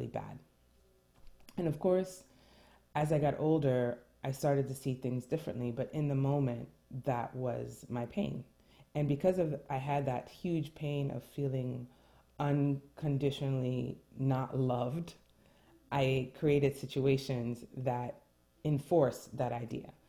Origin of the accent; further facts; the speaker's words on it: New York City, New York, United States; first language French; English is a second language; I was born and raised in New York City, first generation American